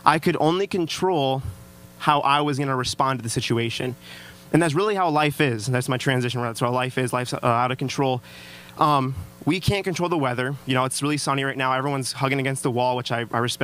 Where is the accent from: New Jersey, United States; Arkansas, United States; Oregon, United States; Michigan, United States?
Michigan, United States; Traverse City; I am actually from Traverse City.